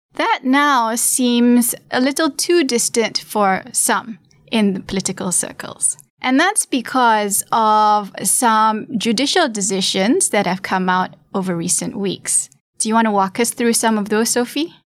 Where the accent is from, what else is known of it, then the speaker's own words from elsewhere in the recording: Malaysia; my home country